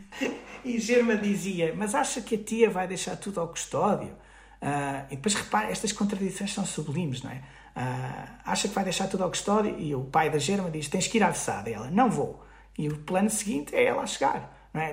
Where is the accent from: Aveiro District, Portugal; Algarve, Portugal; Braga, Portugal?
Braga, Portugal; Guimarães; numa associação cultural em Guimarães, de onde sou